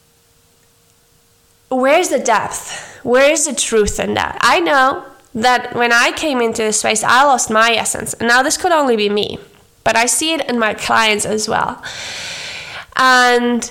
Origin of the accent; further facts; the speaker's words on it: Germany; moved away as an adult; now in Argentina; growing up in Germany